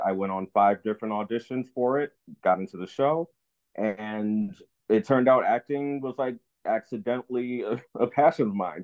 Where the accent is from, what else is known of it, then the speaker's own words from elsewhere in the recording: New Jersey, United States; moved away as an adult; I'm born and raised in New Jersey for 18 years